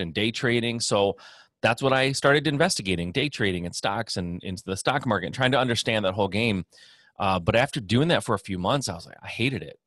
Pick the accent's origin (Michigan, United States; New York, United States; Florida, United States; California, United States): Michigan, United States; born and raised in Michigan